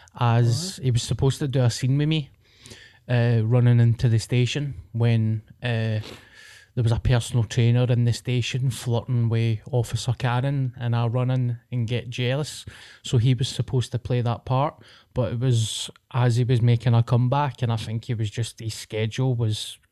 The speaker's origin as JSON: {"language": "English", "town": "Paisley", "region": "Scotland", "country": "United Kingdom", "tie": "born or raised there", "said": "as a Paisley boy when I was growing up"}